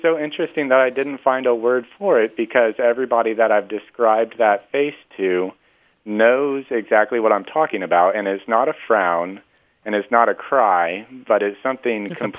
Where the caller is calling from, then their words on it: Denton, Texas, United States; I'm calling from Denton, Texas.